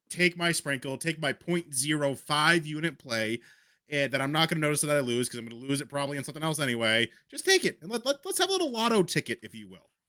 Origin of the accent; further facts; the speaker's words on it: New England, United States; growing up in New England